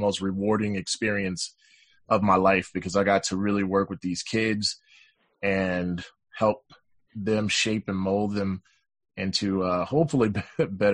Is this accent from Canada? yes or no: no; Mississippi, United States; also born or lived in Marks, Mississippi / Jackson, Mississippi; now in Utah, United States; I grew up in Mississippi